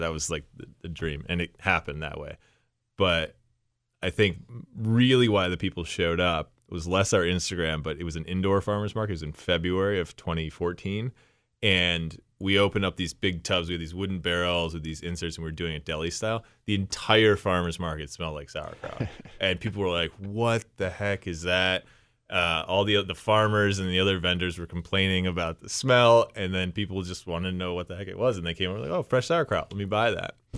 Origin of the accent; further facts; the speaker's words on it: Shaker Heights, Ohio, United States; also born or lived in Old Brooklyn, Cleveland; I grew up in Shaker Heights